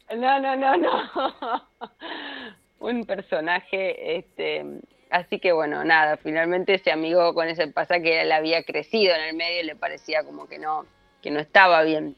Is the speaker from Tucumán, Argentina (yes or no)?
no; Buenos Aires, Argentina; en la República Separatista de Barraca, de donde vengo yo